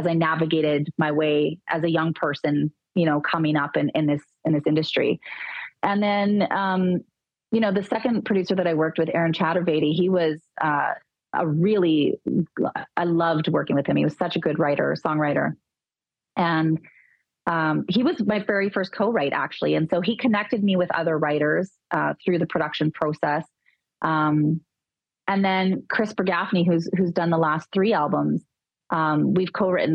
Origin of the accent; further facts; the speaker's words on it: Dauphin, Manitoba, Canada; I grew up in Dauphin, which is four hours north of Winnipeg